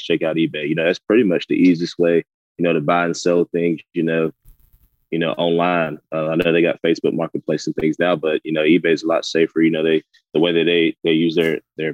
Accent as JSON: {"language": "English", "region": "Georgia", "country": "United States", "said": "I'm from Georgia"}